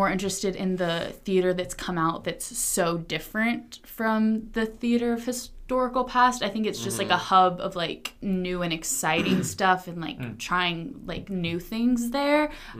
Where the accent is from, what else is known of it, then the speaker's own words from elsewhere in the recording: Atlanta, Georgia, United States; I'm from Atlanta.